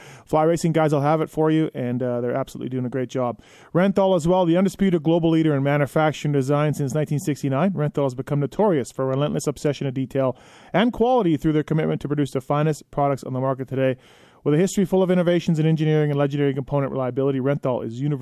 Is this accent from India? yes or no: no; Canada; my home country of Canada